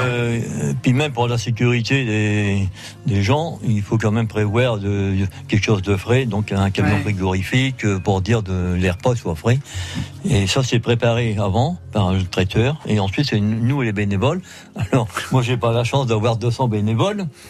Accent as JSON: {"language": "French", "town": "Machy", "region": "Hauts-de-France", "country": "France", "tie": "born or raised there", "said": "j'ai pris Machi parce que c'est mon village natal"}